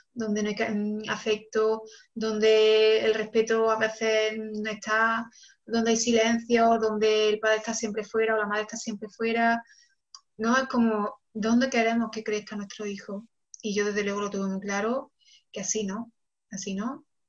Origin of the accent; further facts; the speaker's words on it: Córdoba, Andalusia, Spain; moved away as an adult; also born or lived in Barcelona / Senegal; ahora mismo vivo en, Córdoba, que es mi ciudad natal